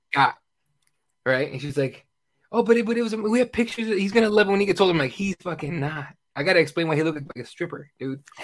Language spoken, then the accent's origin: English; Mexico; moved away; I'm from Mexico